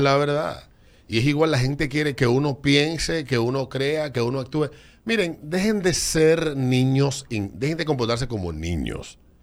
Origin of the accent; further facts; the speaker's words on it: Dominican Republic; mis estimados compatriotas